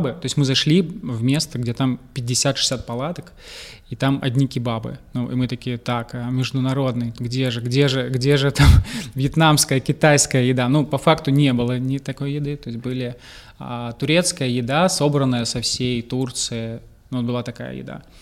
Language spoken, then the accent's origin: Russian; Moscow, Russia; now in Mersin, Turkey; я приехал из Москвы, долгое время жили в Москве